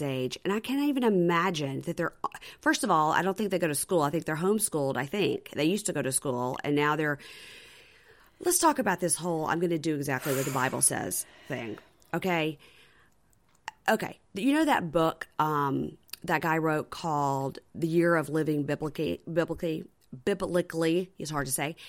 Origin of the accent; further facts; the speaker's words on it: Jackson, Mississippi, United States; I'm from Jackson, Mississippi